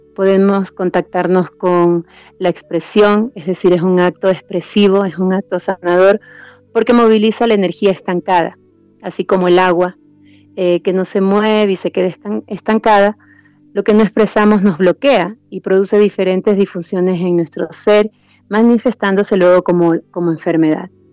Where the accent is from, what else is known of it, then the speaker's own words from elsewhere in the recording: Esmeraldas, Ecuador; now in Quito, Ecuador; yo soy de la costa, soy de la tierra acá del, del calor, donde se comen los mariscos